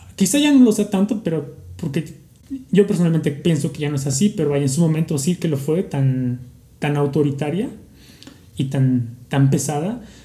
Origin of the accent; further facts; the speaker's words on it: Mexico; como mexicanos